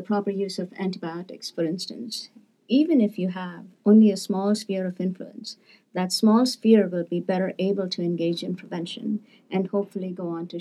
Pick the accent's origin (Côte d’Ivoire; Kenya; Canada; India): India; moved away as an adult; also born or lived in Seattle, United States; now in United States; as a 14-year-old growing up in India